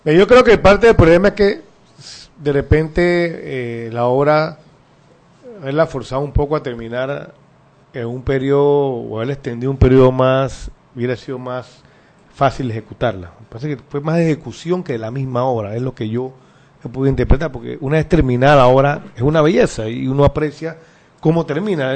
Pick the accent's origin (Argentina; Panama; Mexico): Panama; seguiré siendo panameño que ama este país